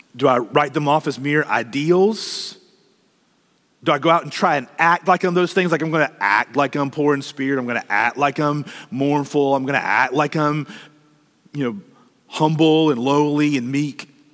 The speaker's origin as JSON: {"language": "English", "country": "United States", "said": "as American Christians"}